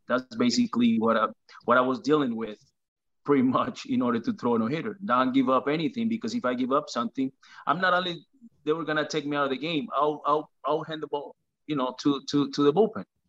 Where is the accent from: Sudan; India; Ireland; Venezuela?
Venezuela; born or raised there; now in United States